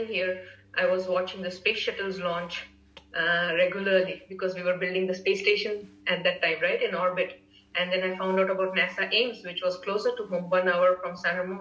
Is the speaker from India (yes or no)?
yes; India; moved away as an adult; now in United States; growing up in India at that time in the 80s